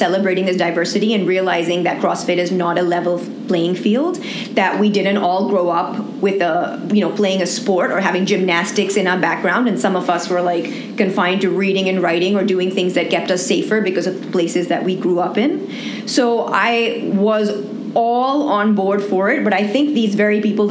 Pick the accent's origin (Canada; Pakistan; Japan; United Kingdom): Pakistan; being a Pakistani or having a Pakistani passport